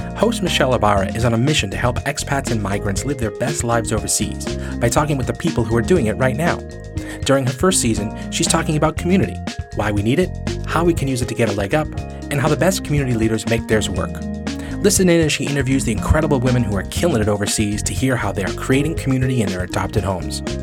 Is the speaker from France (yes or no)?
no; Boston, Massachusetts, United States; moved away as an adult; also born or lived in Beijing; I left Boston, which is the place I grew up